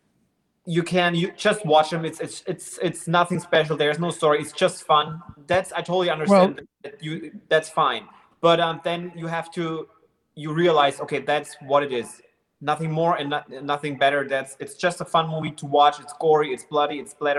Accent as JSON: {"language": "English", "country": "Germany", "said": "I'm from Germany."}